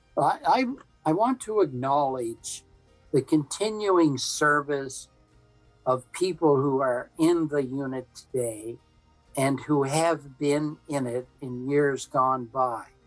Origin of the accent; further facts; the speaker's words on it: Sydney, Nova Scotia, Canada; I was brought up in Sydney and North Sydney